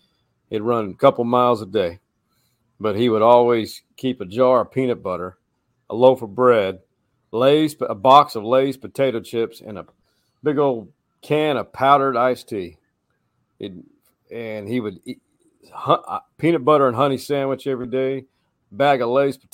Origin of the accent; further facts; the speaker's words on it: Austin, Texas, United States; I started going to Texas baseball games at a young age here in Austin, Texas, growing up before I left forever.